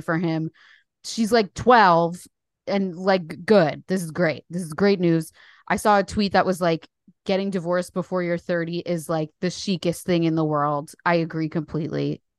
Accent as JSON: {"language": "English", "town": "Paterson", "region": "New Jersey", "country": "United States", "moved": "as an adult", "lives_now": "London, United Kingdom", "said": "I'm from New Jersey. I live in the U K"}